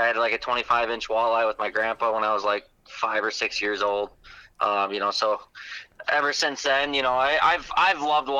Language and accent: English; Wales, Wisconsin, United States; now in Campbellsport, United States; I'm originally from Wales, Wisconsin, but right now I live in Campbellsport, Wisconsin, so I'm just south of Fond du Lac.